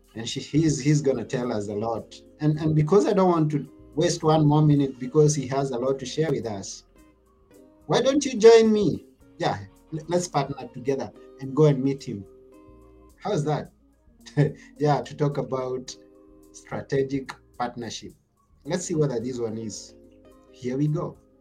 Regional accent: Kenya; from where I come from, I come from Kenya

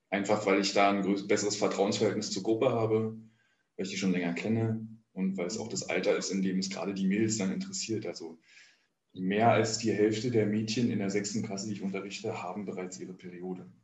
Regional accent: East Germany, Germany; Ja, aber ich bin ja, äh, ich bin Ossi, ja. Ich habe auch eine FKK-Sozialisierung

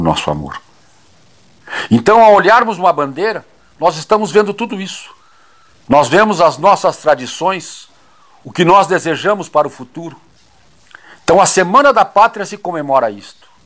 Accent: Brazil; nós brasileiros

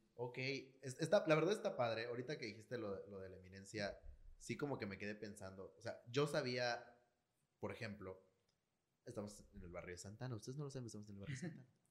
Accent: Campeche, Mexico; mi pueblito

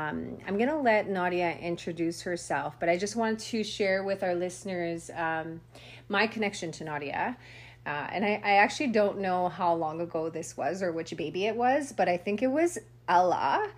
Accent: Saddle Lake Cree Nation, Alberta, Canada; I'm from Sally Cree Nation

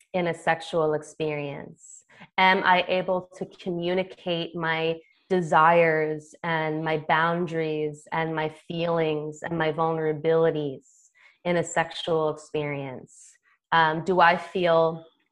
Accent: United States; I come from American culture

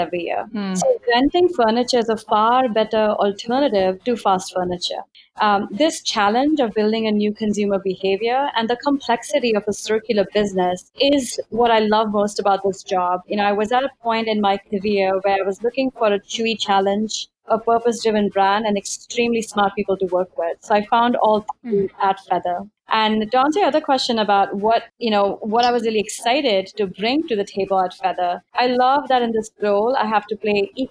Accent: India; moved away as an adult; So I was born and raised in India, and I actually came here as an immigrant for my undergraduate studies.

